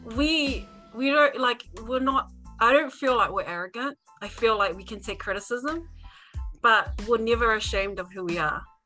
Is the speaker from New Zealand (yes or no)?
yes; New Zealand; having been born and raised in New Zealand, why I, as a Tongan